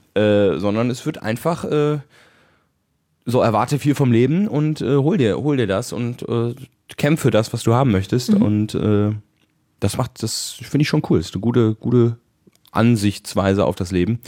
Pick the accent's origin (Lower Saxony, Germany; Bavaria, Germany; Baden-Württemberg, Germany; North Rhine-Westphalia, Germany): North Rhine-Westphalia, Germany; Bonn; bei uns in Bonn, war meine Mutter schwanger mit mir